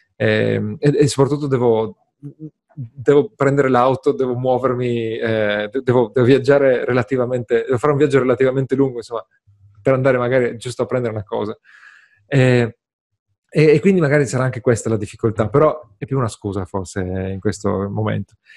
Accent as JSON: {"language": "Italian", "region": "Friuli-Venezia Giulia", "country": "Italy", "said": "sono friulano, i friulani sono gente triste"}